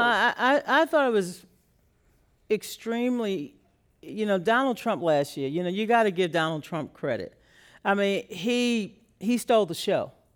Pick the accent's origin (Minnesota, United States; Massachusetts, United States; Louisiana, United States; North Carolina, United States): Louisiana, United States; I grew up in Louisiana